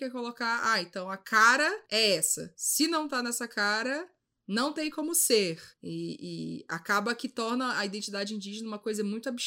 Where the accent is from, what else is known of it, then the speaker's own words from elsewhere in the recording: Northeast Region, Brazil; also born or lived in Maranhão; now in São Paulo, Brazil; eu sou do Nordeste